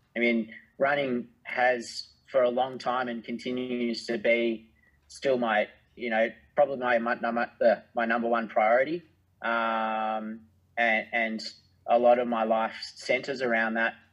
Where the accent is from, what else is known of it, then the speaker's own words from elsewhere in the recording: Australia; being an Australian